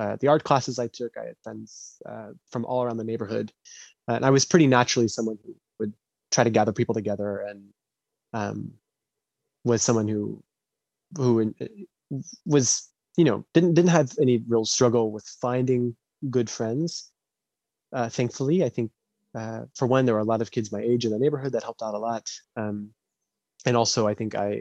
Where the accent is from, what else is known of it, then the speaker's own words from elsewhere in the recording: Noblesville, Indiana, United States; I am from Noblesville, Indiana, which is not the most educationally progressive place in the United States